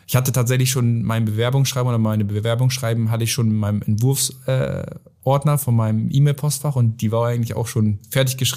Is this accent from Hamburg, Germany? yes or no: no; Oldenburg, Lower Saxony, Germany; es ging dann ja von Miss Oldenburg, wir kommen jetzt aus Oldenburg